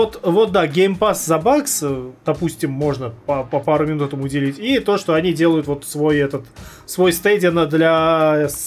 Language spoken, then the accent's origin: Russian; Georgia; А, а, я грузи, а я грузин, меня тоже нельзя, тоже